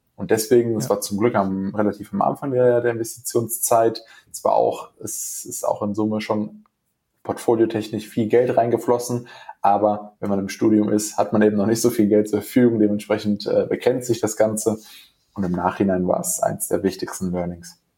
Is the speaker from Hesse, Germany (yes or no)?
yes; Frankfurt, Hesse, Germany; moved away as an adult; now in Essen, Germany; ich komme ursprünglich aus dem Raum Frankfurt, bin aus beruflichen Gründen hergezogen